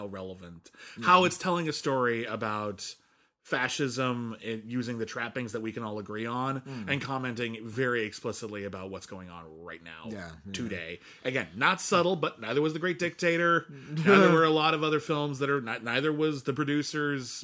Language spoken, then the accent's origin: English; United States; As an American critic